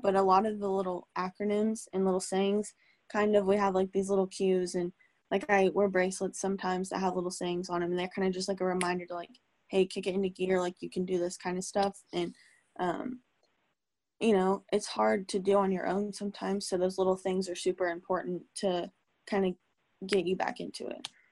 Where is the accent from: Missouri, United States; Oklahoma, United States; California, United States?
Oklahoma, United States; Norman; born or raised there; also born or lived in Tulsa, Oklahoma